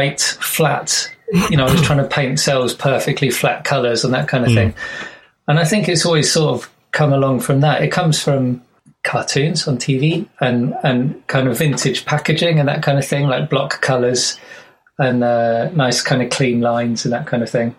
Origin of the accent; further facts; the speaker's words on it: Surrey and London, South East England, United Kingdom; moved away as an adult; now in Frome, United Kingdom; I'm from Surrey and London